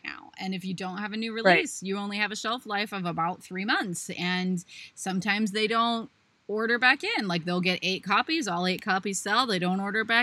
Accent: Ohio, United States; Ohio is always my biggest seller. Hometown

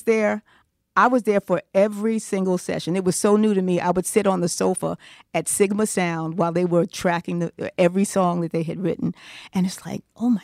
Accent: Newark, New Jersey, United States; I'm a girl from Newark

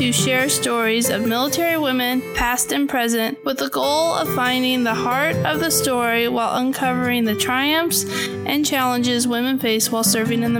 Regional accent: Fresno, California, United States; moved away; my hometown, which is Fresno, California

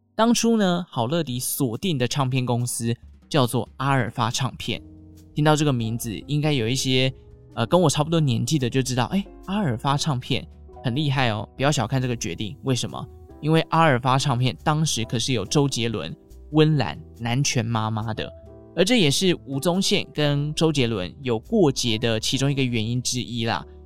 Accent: Taichung, Taiwan; 像我们中部台中人呢，就会说银柜或者是美乐蒂啦

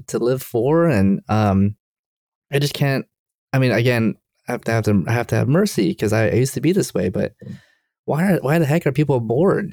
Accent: Durham, North Carolina, United States; now in Maryland, United States; I'm from Durham, North Carolina, and I was visiting my parents

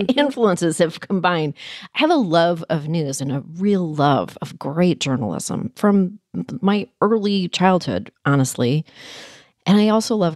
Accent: Canada; moved away; I was born in Canada and I was raised there.

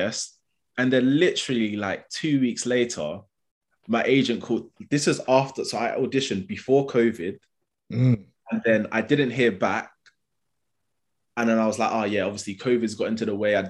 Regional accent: London, United Kingdom; accent: London; I've got a London accent, growing up in London

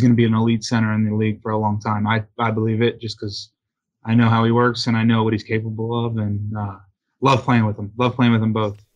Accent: Delaware, United States; moved away; Autism Delaware, uh, is a great organization in my hometown

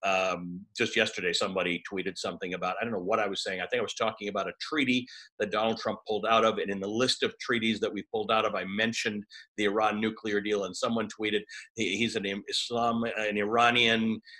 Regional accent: Toronto, Ontario, Canada; I grew up in Toronto

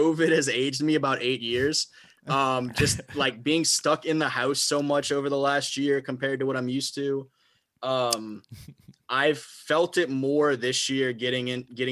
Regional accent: New Orleans, Louisiana, United States; also born or lived in Monroe, Louisiana; now in Baton Rouge, United States; I grew up in New Orleans

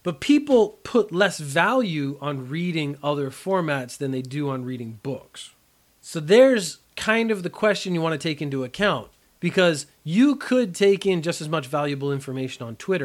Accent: Canada; When I was a child, I was terrible at French, being Canadian. I had to study French in school

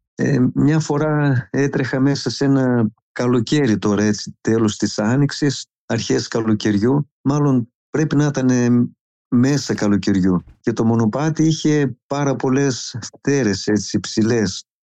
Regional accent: Anilio, Epirus, Greece; γεννήθηκα στο Ανήλιο Μητσόβου, ένα μικρό ορεινό χωριό στην καρδιά της Πίντου

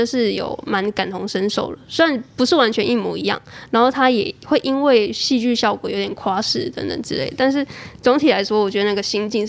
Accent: southern Taiwan, Taiwan; 所以我们南部人可能现在也没有很崇尚台北，又或者他们会觉得说，哎、欸，我们台南嘉义啊、云嘉南这一带也很不错啊。

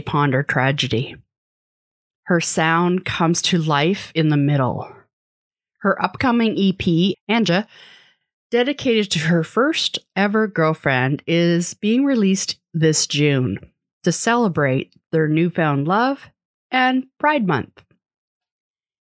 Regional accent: Vancouver, British Columbia, Canada; I grew up in Vancouver

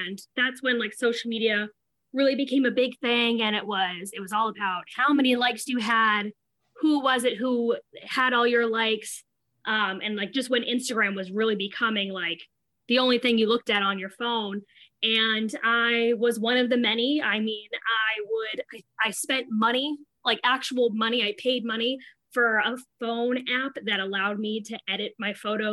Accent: Providence, Rhode Island, United States; I'm from Providence, Rhode Island

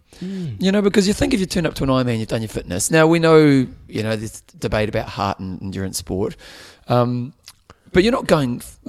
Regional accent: Christchurch, Canterbury, New Zealand; I come from Addington.

